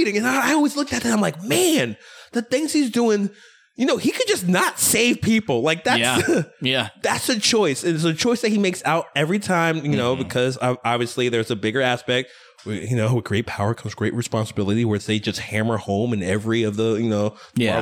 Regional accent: New York, United States; from my hometown, you know, New York

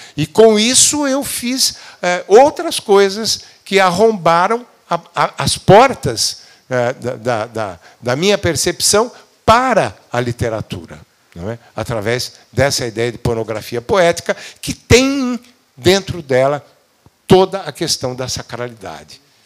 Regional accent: Brazil; perguntou de onde é que a gente era, disse do Brasil

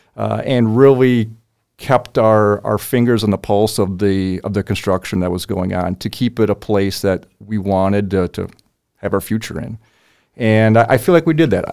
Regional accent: Oshkosh, Wisconsin, United States; moved away as an adult; also born or lived in Fargo, North Dakota / Bismarck, North Dakota; now in Mandan, United States; I'm a Wisconsin, uh, native, uh, born and raised in Wisconsin, Oshkosh, Wisconsin

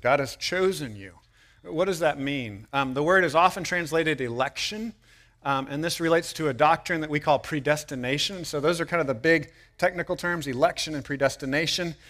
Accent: United States; as American people

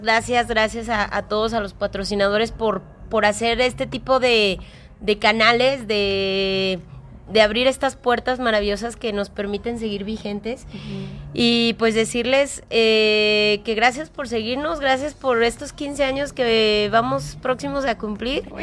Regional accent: Aguascalientes, Mexico; somos de aquí de Agüitas

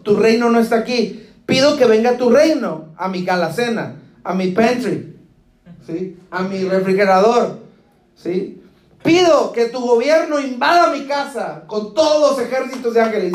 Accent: Guadalajara, Jalisco, Mexico; now in Del Rio, United States; yo no soy ni del río ni de Acuña, yo soy de Guadalajara

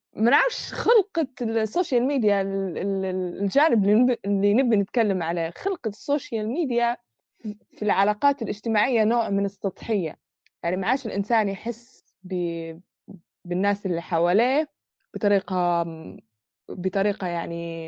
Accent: Libya; ولو إحنا ليبية

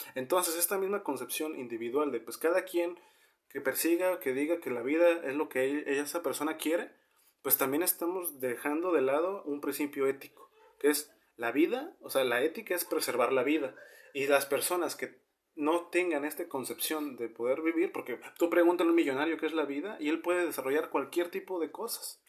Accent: northern Mexico, Mexico; somos norteños

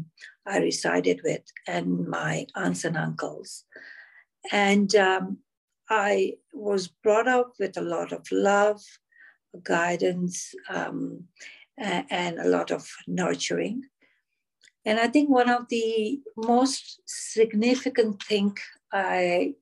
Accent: Moshi, Kilimanjaro, Tanzania; also born or lived in Mombasa, Kenya; now in Canada; I was born in Mombasa, Kenya, but I grew up in Moshi, Tanzania

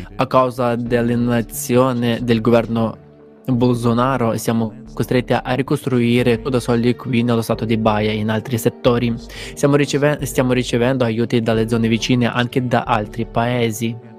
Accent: Mozambique; vengo dal Mozambico

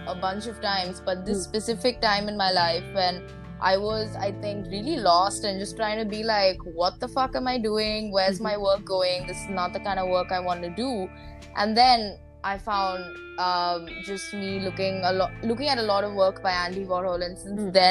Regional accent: Mumbai, Maharashtra, India; I'm from Mumbai, India.

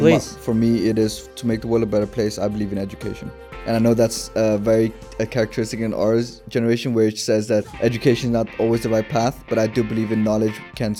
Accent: Denmark; Born and raised in Denmark.

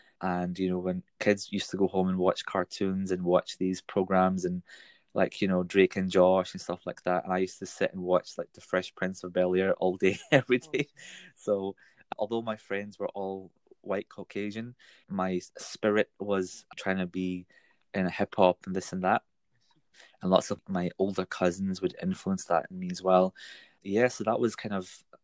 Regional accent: Glasgow, Scotland, United Kingdom; when I grew up in Scotland here in Glasgow

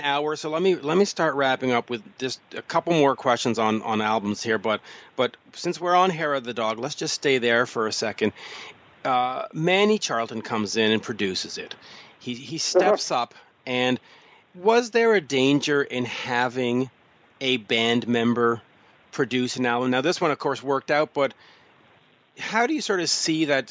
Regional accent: Canada; as a Canadian

